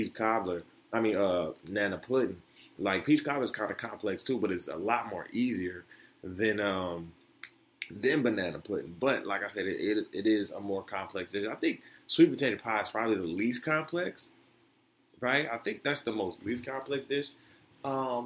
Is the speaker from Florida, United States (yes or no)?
yes; Florida, United States; moved away; I'm from Florida, right? Being from the South